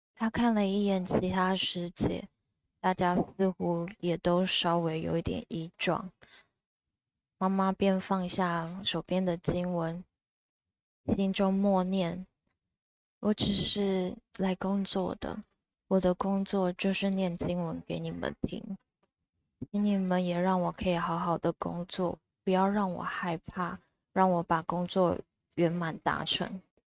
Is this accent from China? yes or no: no; Taichung, Taiwan; 我的故乡台中